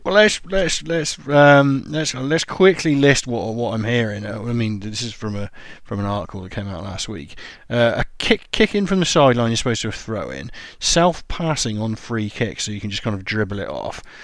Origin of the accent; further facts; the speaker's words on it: England, United Kingdom; I'm English